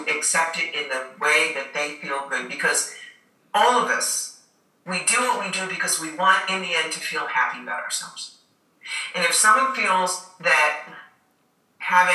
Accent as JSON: {"language": "English", "country": "United States", "said": "I'm an American"}